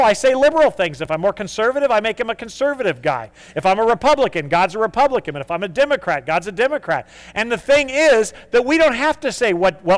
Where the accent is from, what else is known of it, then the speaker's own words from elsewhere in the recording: United States; we are type A American